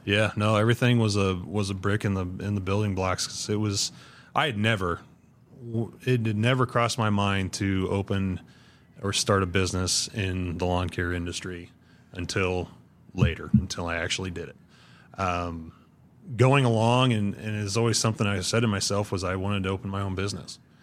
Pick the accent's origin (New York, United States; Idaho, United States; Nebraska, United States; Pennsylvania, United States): Nebraska, United States; Ashland; I grew up on the, the northwest corner of Ashland, just, uh, just outside of town